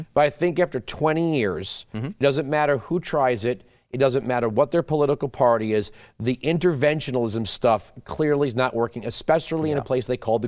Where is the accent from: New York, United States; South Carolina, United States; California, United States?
New York, United States; I grew up on Long Island.